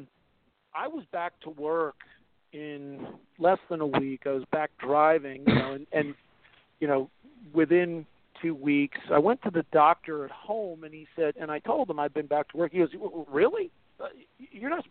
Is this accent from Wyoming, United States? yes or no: no; New York, United States; we're from New York